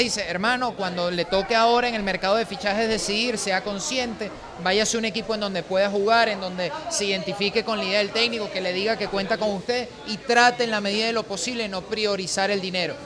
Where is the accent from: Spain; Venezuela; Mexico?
Venezuela; como sociedad venezolana